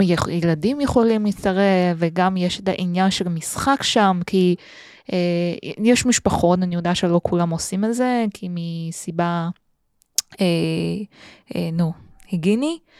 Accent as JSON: {"language": "Hebrew", "region": "Beijing", "country": "China", "tie": "born or raised there", "also_born_or_lived": "Tel Aviv, Israel", "second_language": "Hebrew", "moved": "as an adult", "lives_now": "Israel", "said": "כשהייתי בתיכון mm-hmm. בבייג'ינג"}